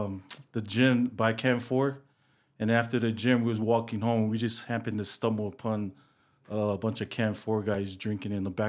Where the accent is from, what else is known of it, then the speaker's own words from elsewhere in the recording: Fort Lewis, Washington, United States; born there; So I'm a military brat. So I was born in Fort Lewis, Washington.